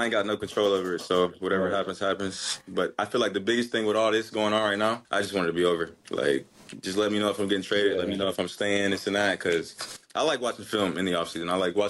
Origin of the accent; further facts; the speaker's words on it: Georgia, United States; Yeah, I'm from Georgia.